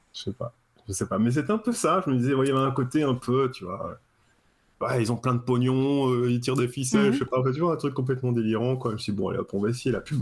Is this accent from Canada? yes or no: no; Cherbourg, Normandy, France; moved away as an adult; also born or lived in Paris; je viens de Cherbourg, en fait. Donc j'étais Cherbourg, en Normandie, tout ça, dans mon petit coin avec euh, mon port et puis euh, mes bars